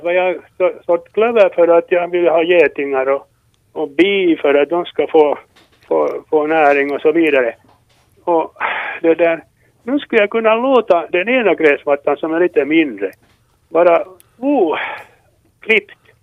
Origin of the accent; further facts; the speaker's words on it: Tolkis, Uusimaa, Finland; moved away as an adult; jag är från Tolkis egentligen, och jag bo- bodde ända tills jag var- vänta nu, tjugofyra år.